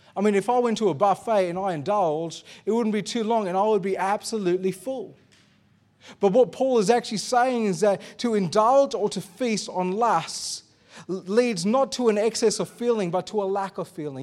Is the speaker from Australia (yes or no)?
yes; Australia